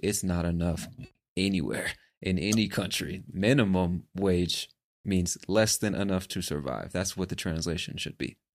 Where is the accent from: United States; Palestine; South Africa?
United States; moved away as an adult; As an American born and raised in the States